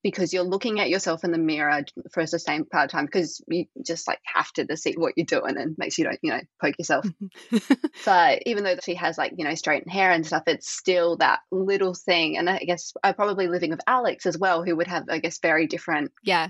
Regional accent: Australia; I'm Australian

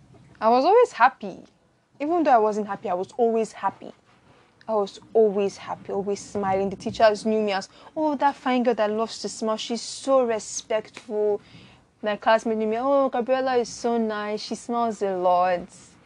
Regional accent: Benin City, Edo, Nigeria; also born or lived in Lagos; my siblings and I grew to love the Catholic Church because I grew up in Benin before we moved to Lagos.

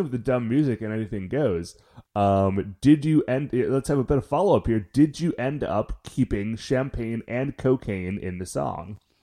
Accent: Cleveland, Ohio, United States; we're from Cleveland

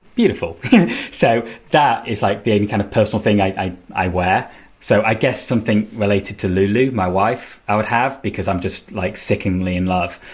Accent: Manchester, North West England, United Kingdom; I'm from Manchester

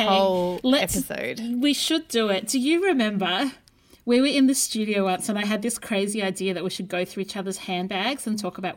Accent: Brisbane, Queensland, Australia; And with your podcast … in Brisbane.

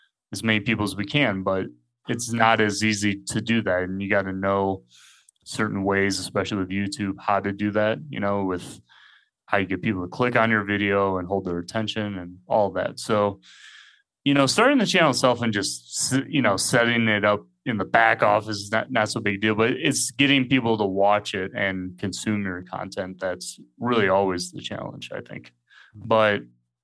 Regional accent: United States; moved away as an adult; also born or lived in England; now in Mexico; I'm originally from the States, but I haven't lived as an adult really in the States for most of my life

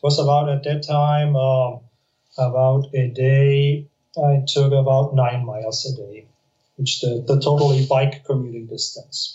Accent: Munich, Bavaria, Germany; English is a second language; moved away as an adult; now in Spain; I'm from from from Munich, near Munich.

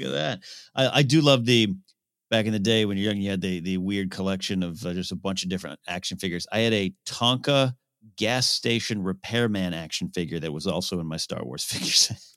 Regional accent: California, United States; also born or lived in Orange, California; my hometown of Rio Grande, California

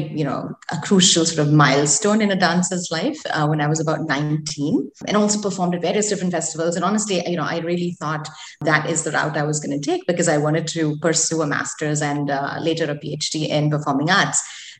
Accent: Mumbai, Maharashtra, India; also born or lived in Chicago, United States / Surat / Springfield; So I was born in Mumbai, Payal, and about 5 months old when I moved to Chicago. And the first 8 years of my life was spent with some back and forth between India and the US, with stints in Surat and Springfield, until we finally settled in Mumbai

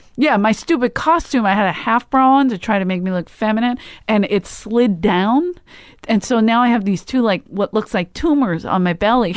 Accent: Philadelphia, Pennsylvania, United States; moved away; I'm from Philly

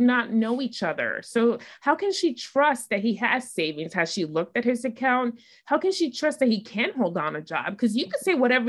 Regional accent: New York, United States; I'm from New York

